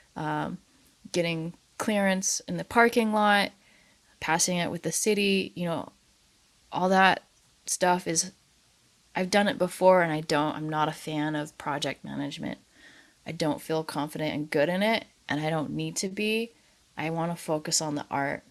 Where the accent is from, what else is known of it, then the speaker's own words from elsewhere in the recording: Fairbanks, Alaska, United States; also born or lived in Anchorage, Alaska; now in Juneau, United States; I grew up in Alaska, and I spent a lot of time in Anchorage. I grew up in Fairbanks, but I'd come to Anchorage a lot.